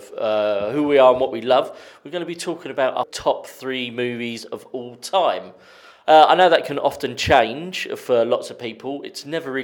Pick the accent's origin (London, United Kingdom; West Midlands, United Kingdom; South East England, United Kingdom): South East England, United Kingdom; Sittingbourne; born or raised there